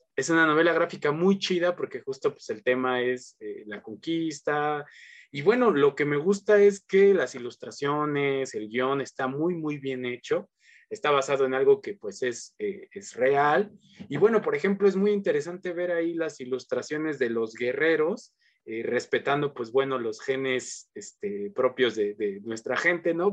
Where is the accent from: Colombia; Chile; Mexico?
Mexico; Ecatepec, State of Mexico; yo crecí en Ecatepec